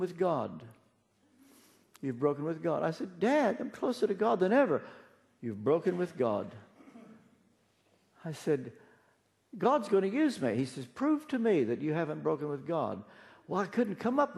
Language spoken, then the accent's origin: English; Ashland, Kentucky, United States; moved away; also born or lived in Nashville, Tennessee; I come back home to Ashland, Kentucky. I'm from Kentucky.